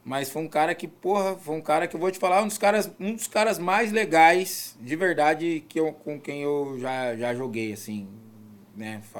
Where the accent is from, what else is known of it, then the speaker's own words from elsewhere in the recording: Brazil; now in France; Não, sou brasileiro naturalizado.